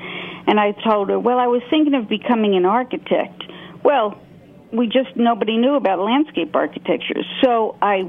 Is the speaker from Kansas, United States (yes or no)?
no; New York City, New York, United States; I grew up in Brooklyn, went to public schools there, and it's my home.